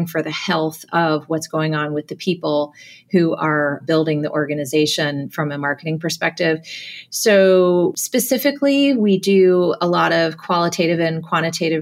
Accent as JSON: {"language": "English", "region": "New Jersey", "country": "United States", "tie": "born or raised there", "said": "I was born and raised in New Jersey"}